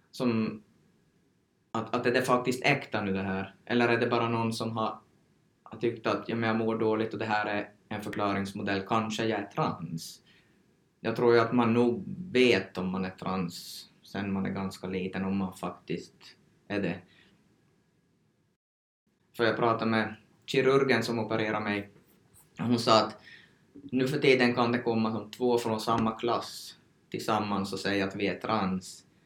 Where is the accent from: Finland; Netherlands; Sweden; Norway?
Sweden; Så jag har tagit som svensk information, men då går det ju inte helt att applicera här heller på, på oss från Sverige.